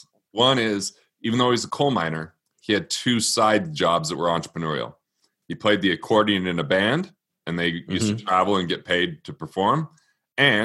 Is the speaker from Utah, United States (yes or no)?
yes; Utah, United States; I grew up in Utah, but I'm not Mormon